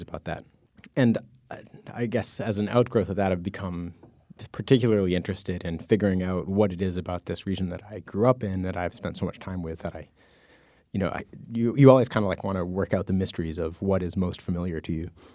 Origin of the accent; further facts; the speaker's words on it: New England, United States; I grew up in the Mass, New Hampshire border